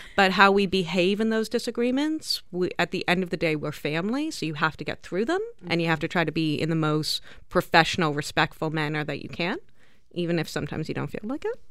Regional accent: South Africa; now in Canada; the whole family, including the two of us that you see in front of you, are born, raised in South Africa.

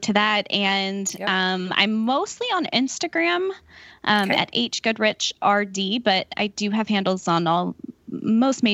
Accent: Texas, United States; moved away as an adult; now in Pittsburgh, United States; I'm born and raised, I grew up in Texas.

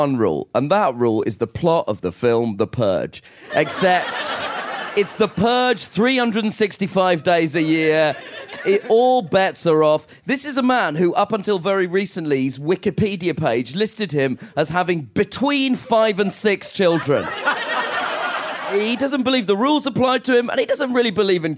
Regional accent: United Kingdom; I'm from Britain

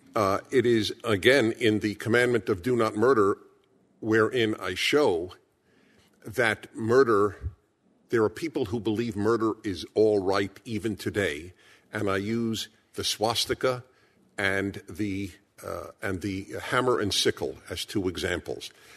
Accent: New York City, New York, United States; I was born in Brooklyn, New York.

